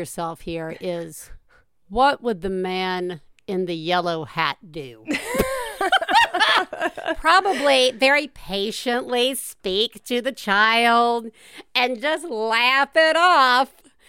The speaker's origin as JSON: {"language": "English", "region": "the South", "country": "United States", "tie": "born or raised there", "said": "I grew up in the South."}